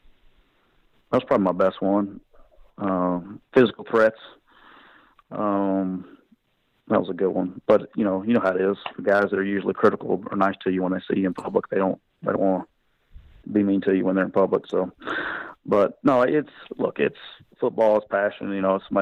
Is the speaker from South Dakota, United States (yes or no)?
no; Anniston, Alabama, United States; moved away; I'm from Anniston, Alabama, so I got to go to a bowl game 45 minutes from home